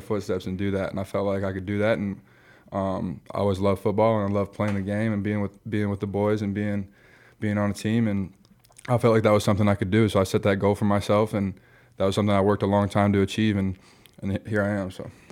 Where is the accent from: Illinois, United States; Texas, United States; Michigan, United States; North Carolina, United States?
Michigan, United States; moved away as an adult; also born or lived in Iowa; now in Nebraska, United States; I grew up in Michigan